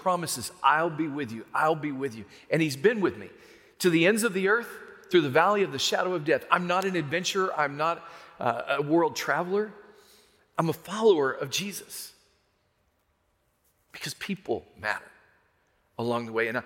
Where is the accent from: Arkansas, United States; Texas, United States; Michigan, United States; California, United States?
Arkansas, United States; that hillbilly boy, I'm a hillbilly from Arkansas.